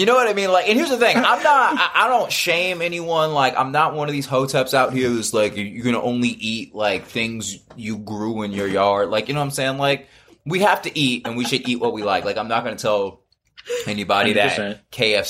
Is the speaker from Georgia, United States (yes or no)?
yes; Marietta, Georgia, United States; also born or lived in Miami / Cincinnati / Bay Area / Fresno; I'm from Marietta, Georgia. Like, that's where I was, like, and even in Georgia, we lived in, like, Norcross and Doraville, but, like, I'm, like, the base is Marietta, Georgia